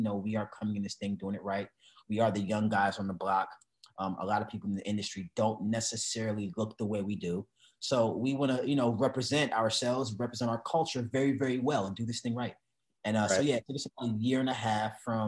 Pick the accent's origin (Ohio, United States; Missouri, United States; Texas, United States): Missouri, United States; I'm from Missouri.